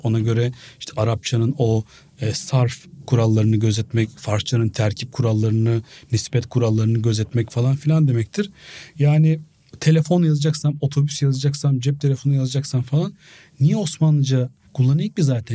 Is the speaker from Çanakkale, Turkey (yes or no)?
yes; Biga, Çanakkale, Turkey; Ben çocukken Biga'da